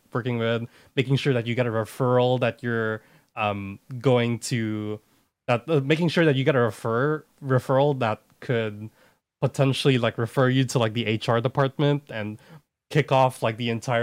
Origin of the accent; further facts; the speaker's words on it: Philippines; moved away as an adult; now in United States; I'm a student from the Philippines